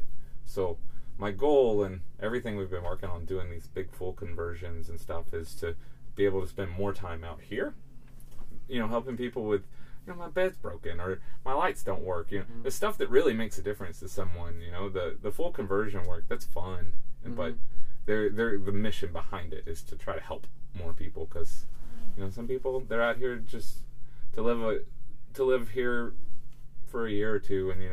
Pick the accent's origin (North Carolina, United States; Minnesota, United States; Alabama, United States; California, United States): Alabama, United States; moved away as an adult; also born or lived in Birmingham, Alabama / Dallas, Texas; I grew up in Alabama. I was living in Birmingham